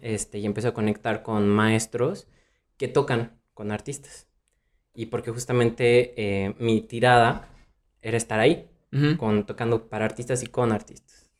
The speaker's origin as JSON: {"language": "Spanish", "town": "Morelia", "region": "Michoacán", "country": "Mexico", "tie": "born or raised there", "moved": "as an adult", "lives_now": "Mexico City, Mexico", "said": "yo empecé eh, allá en Morelia, yo soy de Morelia, Michoacán."}